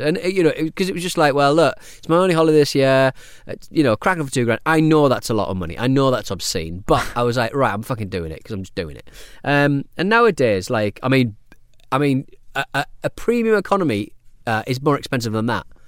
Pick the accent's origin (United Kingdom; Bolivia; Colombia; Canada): United Kingdom; as a British person